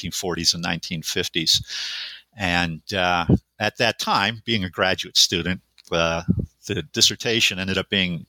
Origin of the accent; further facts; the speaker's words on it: Western New York, United States; moved away as an adult; also born or lived in Buffalo, New York; now in Montana, United States; I was born and raised in Western New York